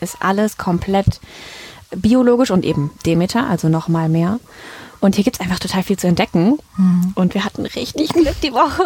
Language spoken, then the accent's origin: German; Düsseldorf, North Rhine-Westphalia, Germany; wir sind beide hier in Düsseldorf geboren